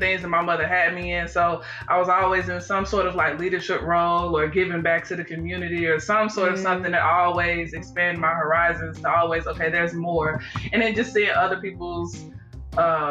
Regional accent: Georgia, United States; I am originally from Georgia, you know, where we met, of course. I went to high school, elementary, in Georgia as well

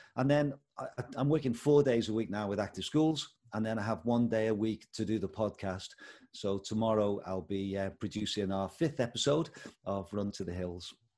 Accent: Liverpool, North West England, United Kingdom; moved away as an adult; also born or lived in Bangladesh / India; now in Paisley, United Kingdom; I hail from Liverpool originally. That's where I was born and brought up. But we've lived in Paisley, just next to Glasgow, for the last 19 years.

